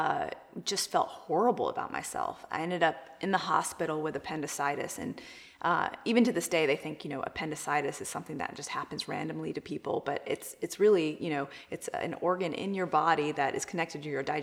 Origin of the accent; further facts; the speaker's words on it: Charlotte, North Carolina, United States; I grew up here in Charlotte, North Carolina with two immigrant Indian parents